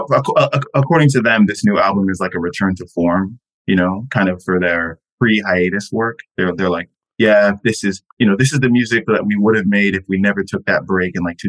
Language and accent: English; Florida, United States; I've never lived in a place where you can look out the window and see mountains, which is crazy. I'm from Florida.